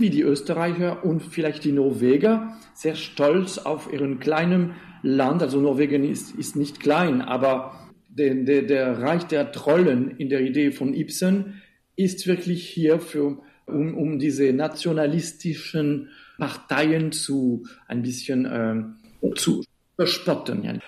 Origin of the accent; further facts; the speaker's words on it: Switzerland; Ich komme aus der Schweiz